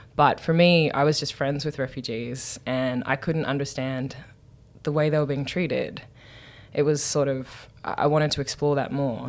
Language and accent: English; Newcastle, New South Wales, Australia; moved away as an adult; now in United States; I'm from Newcastle